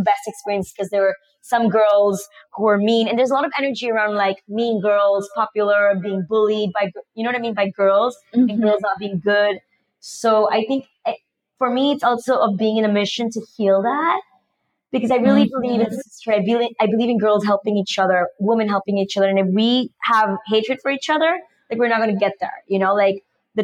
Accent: Panama; I was born in Panama and raised in Panama. But my parents are actually from India

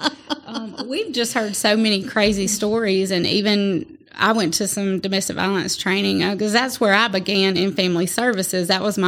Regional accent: Atmore, Alabama, United States; and then I was raised in Atmore, so here, so I'm from this area.

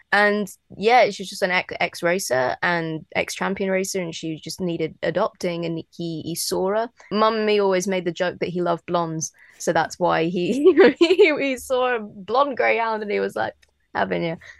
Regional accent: London, United Kingdom; I grew up in London, like around a lot of cats in the flats

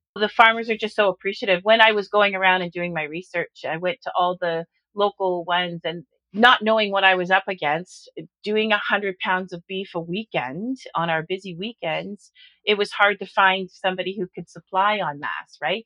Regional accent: Orangeville, Ontario, Canada; when I was growing up in Orangeville in the 70s

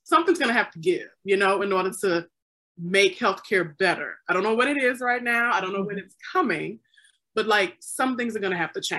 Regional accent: Mississippi, United States; I grew up in Mississippi

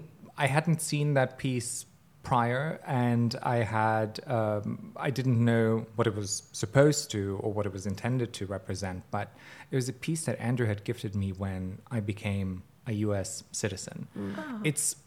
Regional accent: Bosnia & Herzegovina; moved away; I'm Bosnian, and lilies are the national flower of Bosnia.

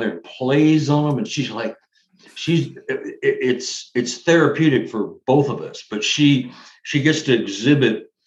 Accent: Dallas, Texas, United States; I'm from Dallas, Texas

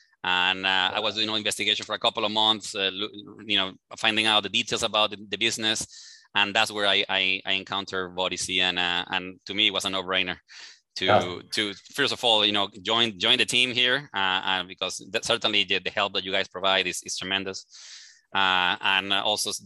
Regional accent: Venezuela; English is a second language; moved away as an adult; now in Houston, United States; I am from Venezuela originally. I came here to the U.S. probably about 18 years ago already

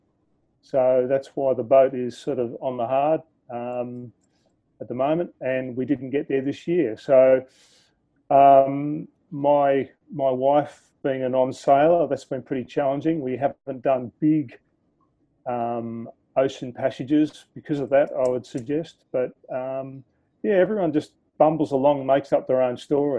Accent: Australia; accent: Aussie; from my accent, you'll hear that I'm an Aussie. I'm currently landlocked in Sydney.

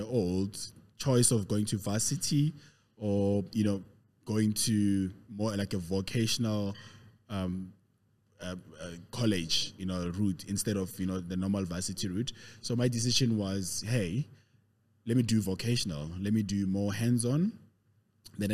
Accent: Pretoria, Gauteng, South Africa; also born or lived in Katlehong, East Rand / Soweto; I was born 40 odd years ago in the East Rand, Katlehong. I know everybody else figures I'm from Pretoria. I grew up in Pretoria though, lived in Soweto. So basically I'm a proper Gauteng guy, born and bred in Gauteng

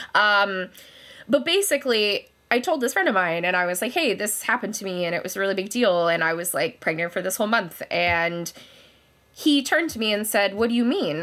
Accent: Kelowna, British Columbia, Canada; moved away as an adult; also born or lived in London, Ontario; now in Kitchener, Canada; I am from Kelowna, British Columbia

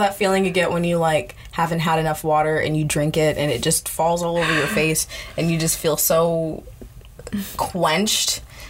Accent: Sacramento, California, United States; moved away; I grew up in California, in Sacramento, mostly. So it's, like, a melting pot of races.

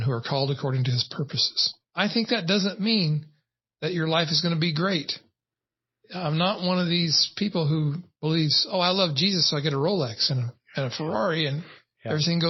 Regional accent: United States; As an American-born white male

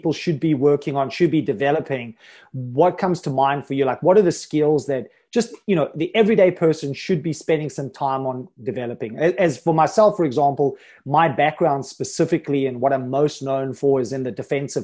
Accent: South Africa; I'm from South Africa

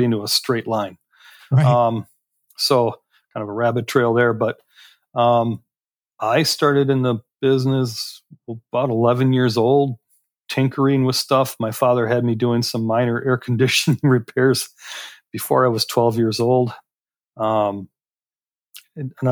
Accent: Door County, Wisconsin, United States; also born or lived in Chicago, Illinois; my father decided that it wasn't where he wanted to raise the family, moved us up here to Door County, Wisconsin

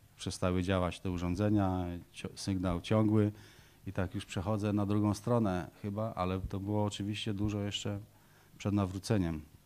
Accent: Poland; moved away as an adult; also born or lived in Wysiecza, Masuria (born) / Ruda Śląska, Silesia / Greece; Mama przywiozła nas na Pomorze do swojej mamy

